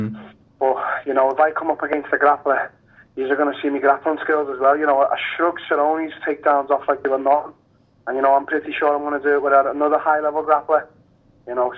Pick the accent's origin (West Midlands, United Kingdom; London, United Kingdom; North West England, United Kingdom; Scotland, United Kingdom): North West England, United Kingdom; Liverpool; my hometown